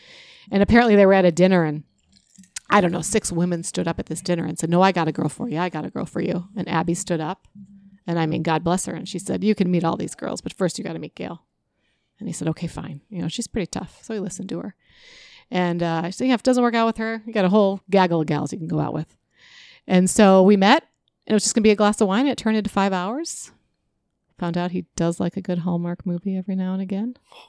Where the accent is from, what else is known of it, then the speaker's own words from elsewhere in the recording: Chicago, Illinois, United States; Yeah, in Chicago too. I mean, Chicago has some really fun salespeople, right? Yeah. I don't want to diss on my hometown.